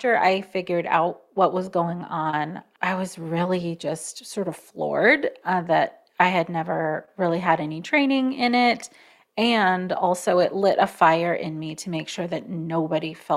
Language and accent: English; Oregon, United States; Born in Oregon, the United States.